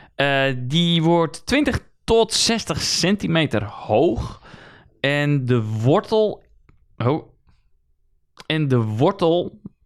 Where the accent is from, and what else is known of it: Netherlands